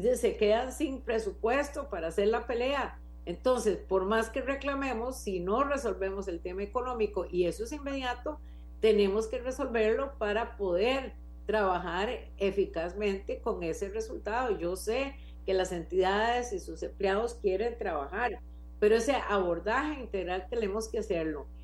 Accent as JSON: {"language": "Spanish", "country": "Costa Rica", "said": "soy una ciudadana costarricense"}